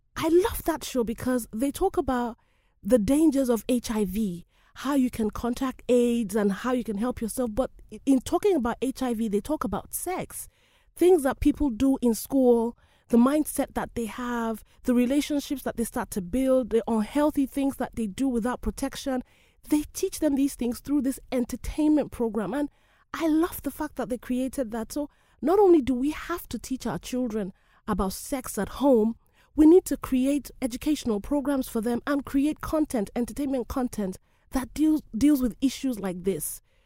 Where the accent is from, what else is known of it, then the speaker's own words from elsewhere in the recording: Nigeria; I love my country, Nigeria